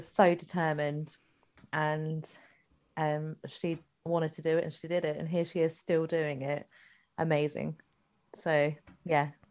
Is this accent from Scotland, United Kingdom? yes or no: yes; Scotland, United Kingdom; I'm Scottish.